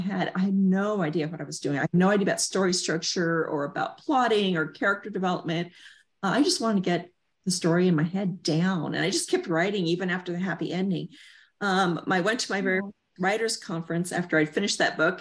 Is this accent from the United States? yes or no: yes; Southern California, United States; I grew up in Southern California